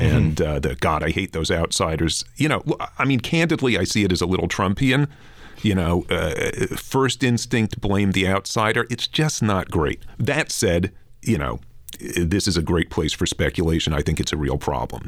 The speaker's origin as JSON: {"language": "English", "town": "New York City", "region": "New York", "country": "United States", "tie": "born or raised there", "moved": "as an adult", "lives_now": "Vancouver, Canada", "said": "I grew up in Flatbush, Brooklyn"}